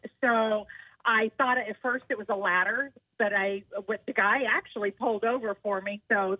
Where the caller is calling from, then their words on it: Mount Pleasant, South Carolina, United States; I'm calling from Mount Pleasant.